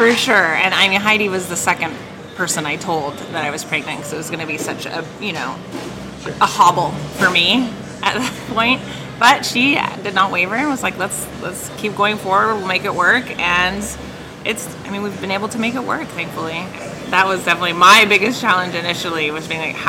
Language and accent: English; Seattle, Washington, United States; I grew up in West Seattle